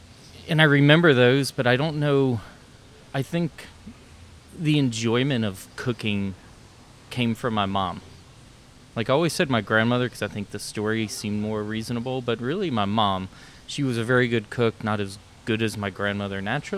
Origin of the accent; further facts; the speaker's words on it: Greenwood, South Carolina, United States; also born or lived in Long Island / Jacksonville; On Long Island, so I should be Mets, but I'm Yankees. Jacksonville, Florida, very briefly, and then to Greenwood, South Carolina, upstate South Carolina.